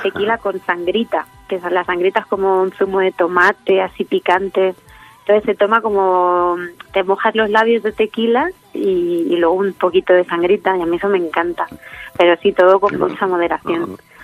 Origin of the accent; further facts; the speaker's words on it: Letur, Castilla-La Mancha, Spain; en mi pueblo donde me he criado, en Letún, en la Sierra del Segura de Albacete